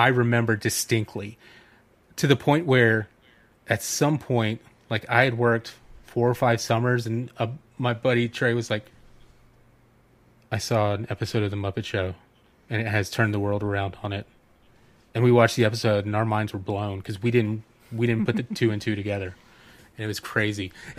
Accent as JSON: {"language": "English", "town": "Dahlonega", "region": "Georgia", "country": "United States", "tie": "born or raised there", "said": "I went to a church camp growing up in Dahlonega, Georgia, like right where the Appalachian Trail just begins at the top of North Georgia."}